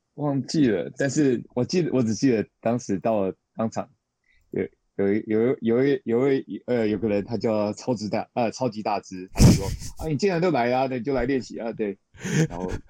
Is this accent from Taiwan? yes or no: yes; Taipei, Taiwan; moved away as an adult; now in Japan; 我出生在台北